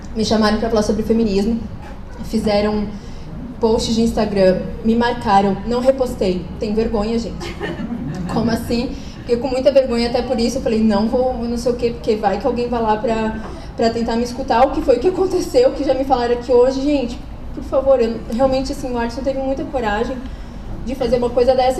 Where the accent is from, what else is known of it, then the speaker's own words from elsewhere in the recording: Blumenau, Santa Catarina, Brazil; sou de Blumenau, sou casada com o Diego